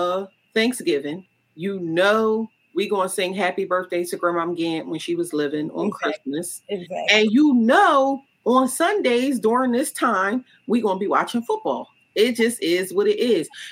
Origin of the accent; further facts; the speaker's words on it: close to Philadelphia, New Jersey, United States; moved away; I'm from close to Philadelphia. You know, I'm from New Jersey. I'm from close to Philadelphia.